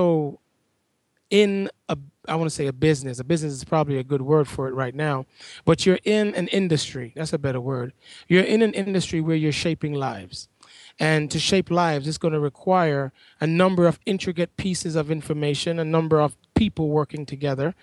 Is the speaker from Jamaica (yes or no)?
yes; Kingston, Jamaica; moved away as an adult; also born or lived in Washington, D.C. / Charlotte, North Carolina; now in Ithaca, United States; I'm originally from Kingston, Jamaica, and growing up there